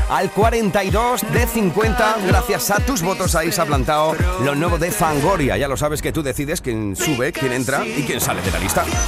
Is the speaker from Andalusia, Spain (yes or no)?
yes; Huelva, Andalusia, Spain; desde Huelva. Mira, desde mi tierra